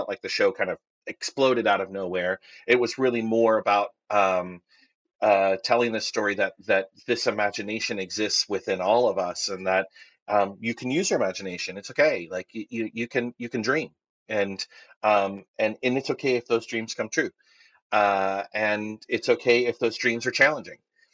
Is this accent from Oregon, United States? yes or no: no; Northern California, United States; When I was younger, I lived up in Northern California